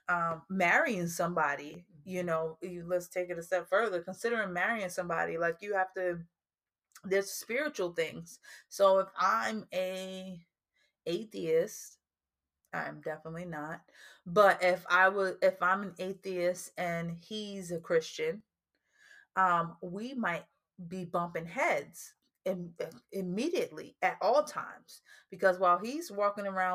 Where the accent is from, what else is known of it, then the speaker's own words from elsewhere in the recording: New Jersey, United States; we're originally from New Jersey, so our projects is more high rises.